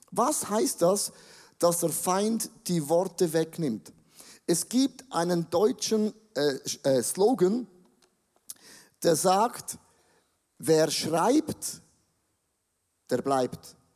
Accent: Switzerland; Ja, ich bin auch ein Schweizer.

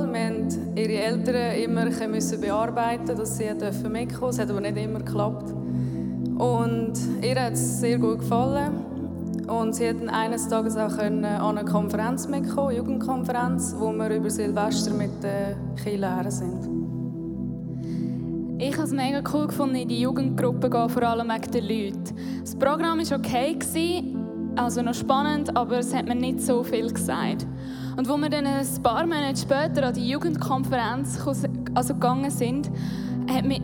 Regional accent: Hochdorf, Lucerne, Switzerland; Ich bin in Hochdorf aufgewachsen, das ist im Kanton Luzern.

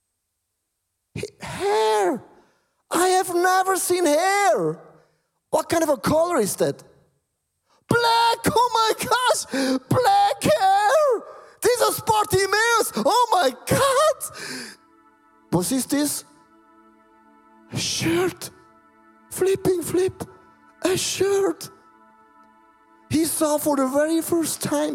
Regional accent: Switzerland; English is a second language; My English is, you can hear, I'm from Switzerland.

